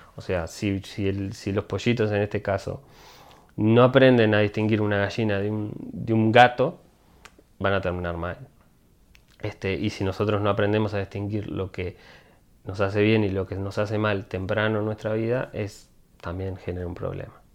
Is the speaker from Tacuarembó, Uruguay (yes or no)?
no; Montevideo, Uruguay; moved away as an adult; now in Boston, United States; Yo siempre, sí, de Montevideo. Este, yo nací en el Cerrito de la Victoria